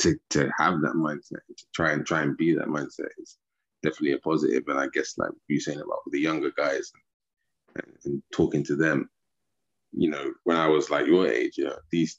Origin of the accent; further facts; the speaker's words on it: United Kingdom; I'm from the UK